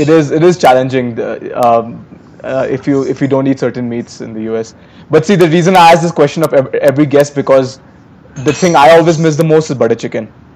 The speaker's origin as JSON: {"language": "English", "region": "Uttar Pradesh", "country": "India", "tie": "born or raised there", "said": "the girls from Uttar Pradesh, my home state"}